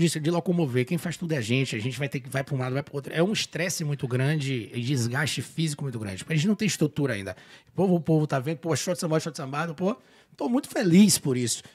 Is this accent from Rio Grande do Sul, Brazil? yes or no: no; Salvador, Bahia, Brazil; moved away as an adult; now in Vancouver, Canada; sou de Salvador